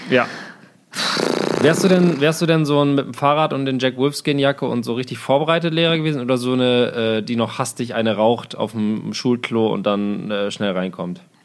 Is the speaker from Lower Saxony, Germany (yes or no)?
yes; Osnabrück, Lower Saxony, Germany; now in Berlin, Germany; aus meinem Heimatdorf, aus Osnabrück